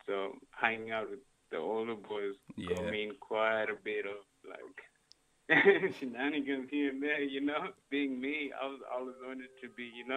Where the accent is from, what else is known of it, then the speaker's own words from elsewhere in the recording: Nairobi, Kenya; moved away as an adult; also born or lived in South Africa / Newtown, Sydney, Australia; now in Sydney, Australia; I'm originally from Kenya, you know? Yeah, I was born in Nairobi.